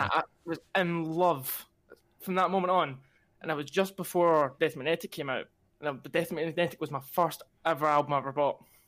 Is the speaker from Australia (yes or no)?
no; Glasgow, Scotland, United Kingdom; I come from Glasgow